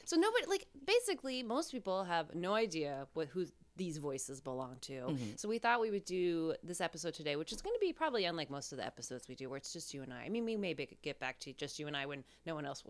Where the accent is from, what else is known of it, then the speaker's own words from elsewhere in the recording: Reno, Nevada, United States; also born or lived in Northern California / Las Vegas; I was born in Northern California, and I was raised in Nevada, in Las Vegas, in Reno.